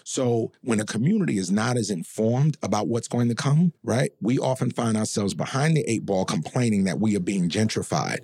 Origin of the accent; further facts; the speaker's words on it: New York City, New York, United States; growing up in the building and growing up in Harlem and in that community